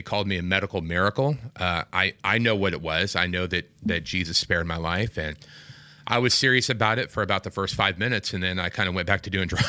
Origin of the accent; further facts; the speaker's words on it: Midwest, United States; Not in California. Midwest. Okay. I'm from the Midwest, and...